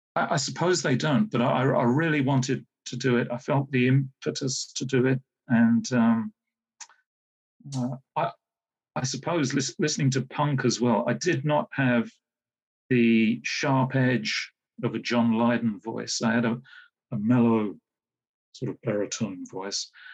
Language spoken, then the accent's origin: English; Hayes, London, United Kingdom; I grew up in Hayes, Middlesex